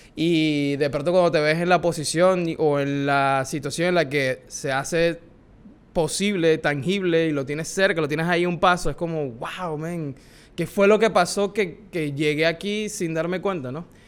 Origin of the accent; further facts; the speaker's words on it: Maracaibo, Zulia, Venezuela; now in New York, United States; Soy venezolano, como les dije. Tengo el privilegio de haber nacido en Maracaibo.